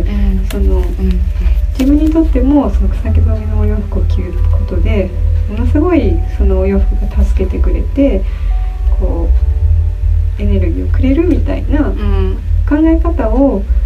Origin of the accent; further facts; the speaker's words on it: Nara, Japan; 私があの奈良出身なんですけど